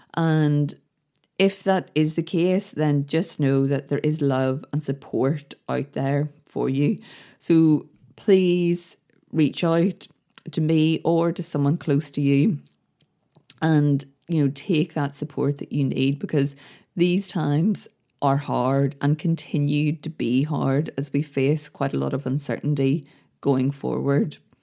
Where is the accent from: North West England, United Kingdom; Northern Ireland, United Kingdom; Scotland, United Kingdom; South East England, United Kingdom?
Northern Ireland, United Kingdom; Belfast; when I grew up in Belfast, the place I lived, the street I grew up in, had a real community feel